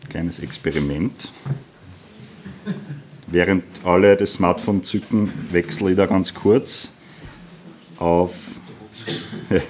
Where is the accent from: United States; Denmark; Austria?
Austria; Lower Austria; Äh, ich komme aus der Wachau ursprünglich und für mich hat die Welt so ein bisschen aufgehört, äh, am Bernkopf quasi zum Langlaufen.